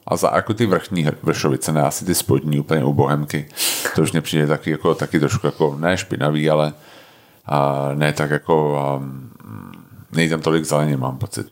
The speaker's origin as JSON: {"language": "Czech", "region": "Prague", "country": "Czechia", "tie": "born or raised there", "also_born_or_lived": "Snina, Slovakia / Houston, United States", "said": "já jsem se narodil v Tomárově nemocnici na Praze 4"}